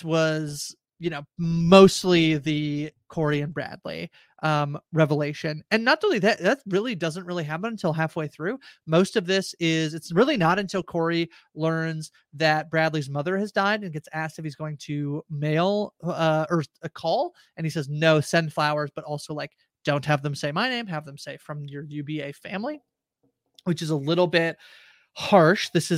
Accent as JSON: {"language": "English", "country": "Canada", "said": "I'm Canadian"}